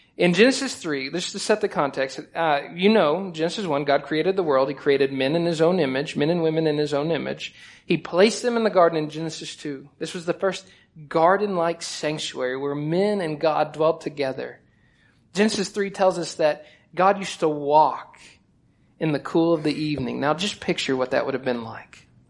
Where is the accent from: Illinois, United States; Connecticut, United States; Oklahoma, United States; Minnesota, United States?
Oklahoma, United States; now in Texas, United States; I'm from Oklahoma, but I've lived long enough in Texas that I'm going to go ahead and allow myself to be called Texan